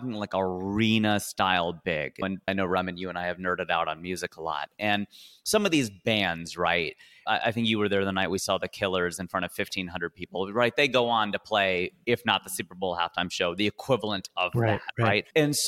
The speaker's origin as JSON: {"language": "English", "country": "India", "said": "even though I grew up watching him playing tennis because I'm Indian"}